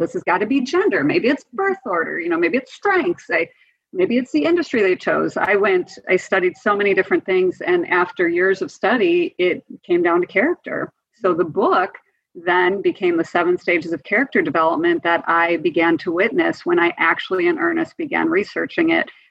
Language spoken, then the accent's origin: English; Wisconsin, United States; I grew up in Wisconsin